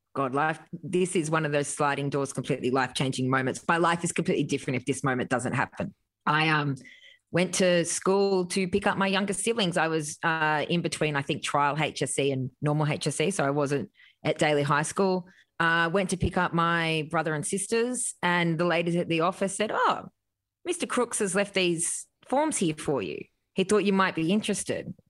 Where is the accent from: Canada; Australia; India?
Australia; Grafton, New South Wales; it maybe was about twelve thousand when I was growing up